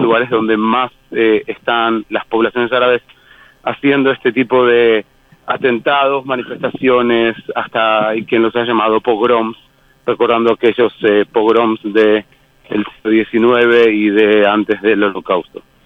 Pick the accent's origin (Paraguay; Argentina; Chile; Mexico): Argentina; moved away; soy argentino